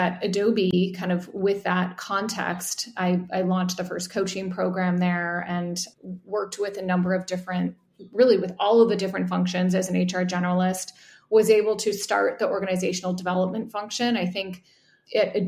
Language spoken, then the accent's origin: English; Midwest, United States; I grew up in the Midwest